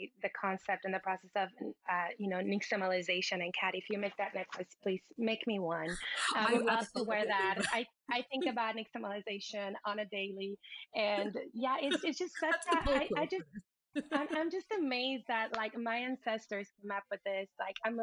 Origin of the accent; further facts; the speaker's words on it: Puerto Vallarta, Jalisco, Mexico; growing up in Puerto Vallarta